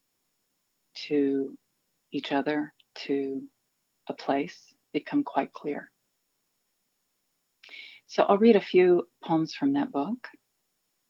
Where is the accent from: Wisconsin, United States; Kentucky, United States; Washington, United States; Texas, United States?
Kentucky, United States; Elizabethtown; now in Lexington, United States; I was born in Lexington and I've spent most of my life here, but I was raised in Elizabethtown, more or less